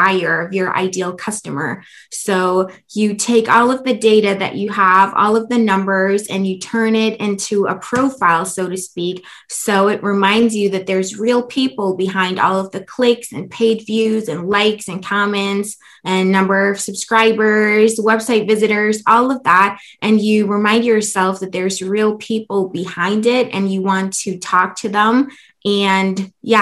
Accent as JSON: {"language": "English", "country": "Germany", "moved": "as an adult", "lives_now": "United States", "said": "I come from Germany"}